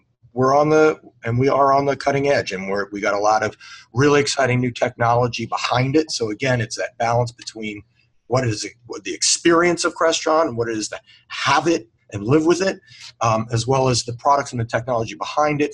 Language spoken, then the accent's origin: English; Washington, District of Columbia, United States; I was raised in the Washington D.C. area.